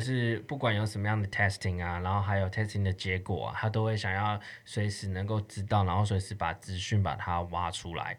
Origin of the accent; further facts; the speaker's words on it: Taiwan; 在我们台湾人听起来